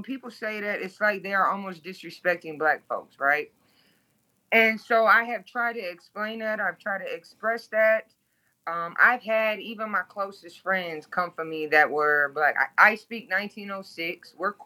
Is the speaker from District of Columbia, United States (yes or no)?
no; Toledo, Ohio, United States; moved away as an adult; now in Baton Rouge, United States; I am originally from Toledo, Ohio. I live in Baton Rouge, Louisiana. I've been down south for 13 years now. But I am originally born and raised in the 419 Glass City